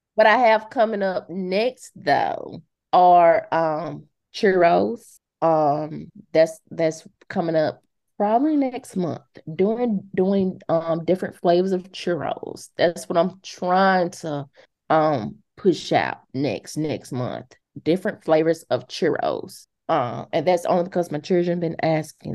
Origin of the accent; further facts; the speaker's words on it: Montgomery, Alabama, United States; I'm originally from Montgomery.